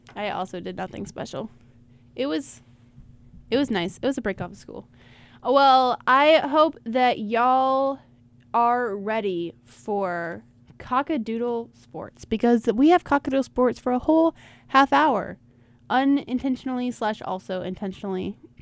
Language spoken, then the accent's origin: English; Rock Hill, South Carolina, United States; I grew up in Rock Hill. I my whole family's from Rock Hill